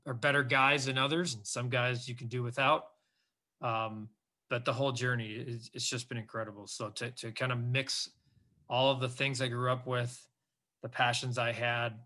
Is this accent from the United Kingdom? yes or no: no; Northwest Indiana, United States; I grew up in the region, so they say, in Northwest Indiana.